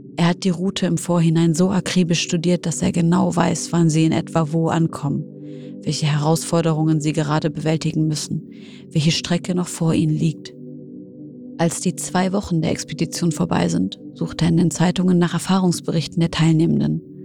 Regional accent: Syria; now in Germany; in meiner Heimat Syrien

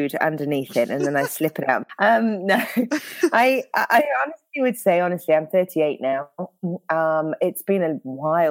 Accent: United Kingdom; accent: British; now in Northern California, United States; I'm a pastor in Northern California, but of course the accent throws everyone off. So I'm British originally

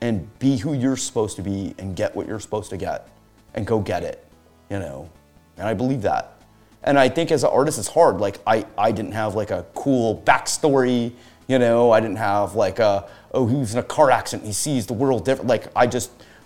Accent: United States; I'm an American

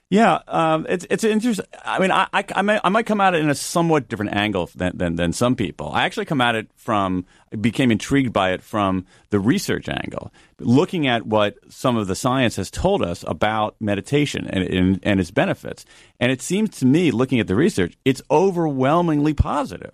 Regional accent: Midwest, United States; I'm a kid from the Midwest

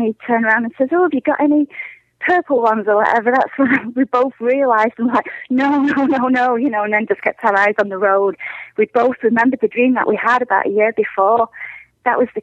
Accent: England, United Kingdom; now in Minnesota, United States; I'm originally from England

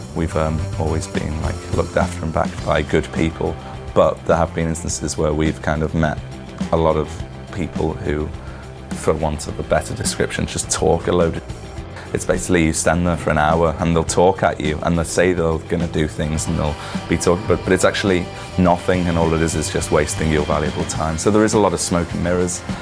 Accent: Liverpool, North West England, United Kingdom; growing up in Liverpool

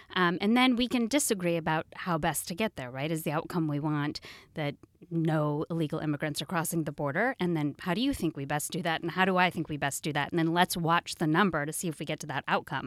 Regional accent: Oregon, United States; also born or lived in Washington, D.C.; now in Seattle, United States; I'm from Oregon, back to the Pacific Northwest

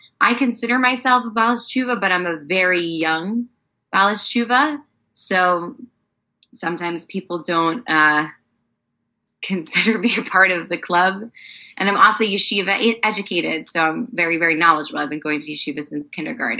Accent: East Northport, New York, United States; I grew up in a place called East Northport, Long Island

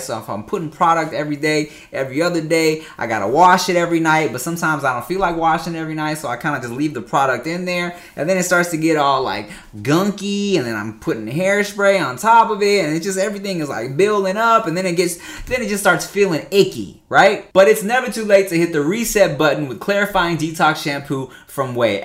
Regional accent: Paramount, California, United States; also born or lived in Long Beach, California / Gardena, California; Paramount, Long Beach, uh, yeah, yeah, Long Beach Slides ten and then Paramount till, like, a few years ago, but I went to school in Gardena.

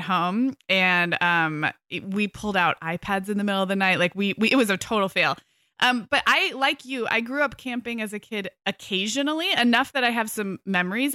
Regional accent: California, United States; as a Californian

